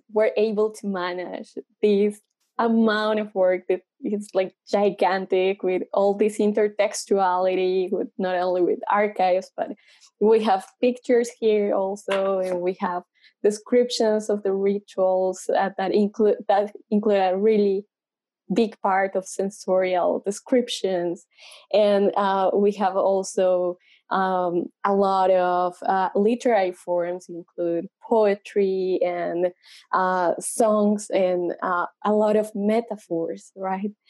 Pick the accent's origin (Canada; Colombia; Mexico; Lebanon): Colombia; now in United States; I'm from Colombia and a PhD student in ethnomusicology.